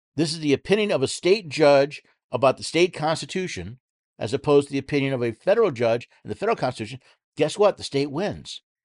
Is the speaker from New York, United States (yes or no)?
yes; New York City, New York, United States; moved away as an adult; I was born in New York City, lived there most of my life